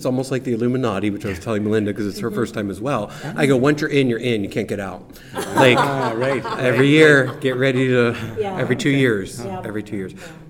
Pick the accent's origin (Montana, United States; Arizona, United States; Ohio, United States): Ohio, United States; Youngstown; So I'm from Youngstown.